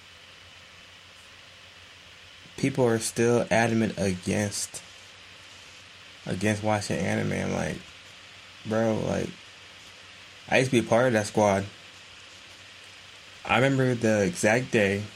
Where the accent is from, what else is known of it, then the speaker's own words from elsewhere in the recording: United States; Me as an American